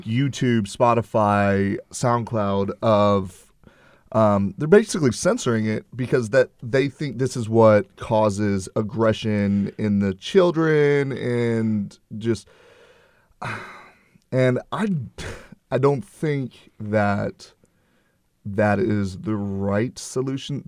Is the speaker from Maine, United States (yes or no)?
no; Houston, Texas, United States; my hometown